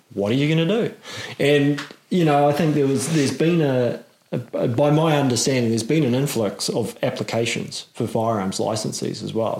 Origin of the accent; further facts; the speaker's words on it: Auckland, New Zealand; I'm in Auckland. Yeah. I grew up in Auckland.